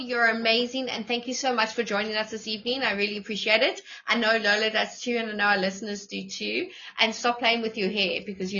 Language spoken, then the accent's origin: English; Dainfern Golf Estate, Gauteng, South Africa; I'm from Damfriend Golf Estate originally.